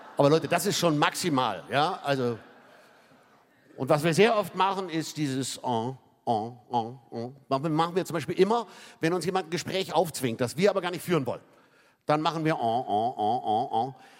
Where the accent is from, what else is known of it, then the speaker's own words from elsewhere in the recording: Hamburg, Germany; in meiner Funktion als Hamburger